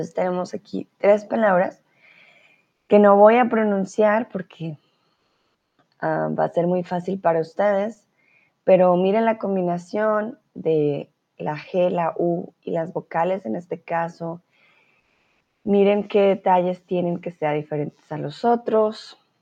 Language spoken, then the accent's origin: Spanish; Colombia; first language Spanish; now in Germany; yo soy de Colombia